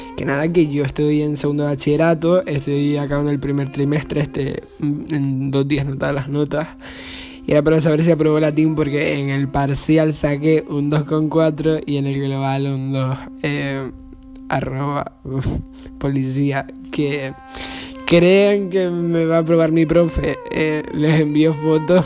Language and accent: Spanish; Las Palmas de Gran Canaria, Canary Islands, Spain; soy de Las Palmas de Gran Canaria